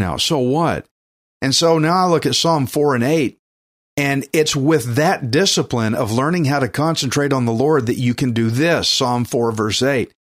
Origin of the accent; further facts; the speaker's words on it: Texas, United States; accent: redneck; I'm from Texas, fifth generation Texan